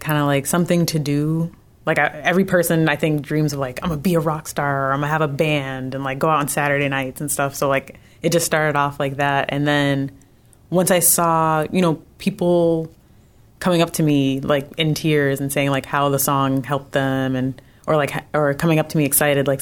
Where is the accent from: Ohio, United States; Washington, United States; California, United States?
California, United States; San Diego; moved away; So I'm from San Diego